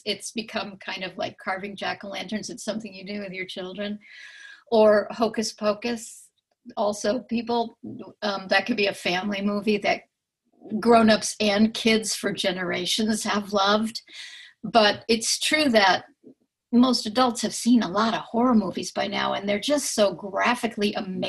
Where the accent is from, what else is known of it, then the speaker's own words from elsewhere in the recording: Bridgeport, Connecticut, United States; now in Boston, United States; I'm originally from around Bridgeport, Connecticut. And currently I've been in Boston, outside Boston for about, you know, the last many decades.